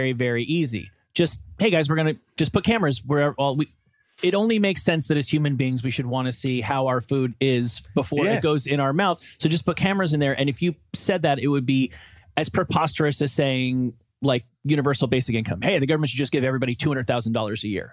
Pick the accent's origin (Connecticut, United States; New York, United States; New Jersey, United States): New Jersey, United States; growing up in New Jersey in the 1980s